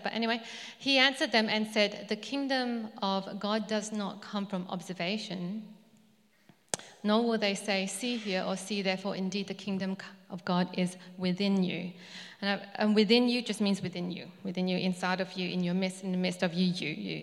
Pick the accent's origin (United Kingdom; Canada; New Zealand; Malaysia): Malaysia; moved away; I was born in Malaysia. So my ethnic background is Chinese